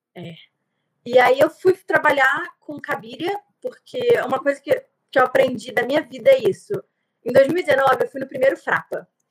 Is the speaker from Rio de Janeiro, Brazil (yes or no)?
yes; Nova Iguaçu, Rio de Janeiro, Brazil; eu sou de Nova Iguaçu, no Rio, então assim, um subúrbio do Rio de Janeiro, Baixada Fluminense